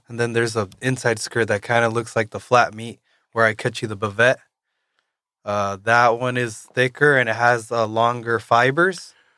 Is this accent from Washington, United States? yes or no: yes; Yakima, Washington, United States; also born or lived in Kennewick, Washington; up until I was thirteen years old, I lived in Yakima, Washington